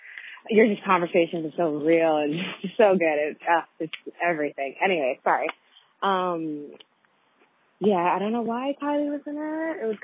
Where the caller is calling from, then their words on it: River, British Columbia, Canada; I'm calling from River, BC, Canada.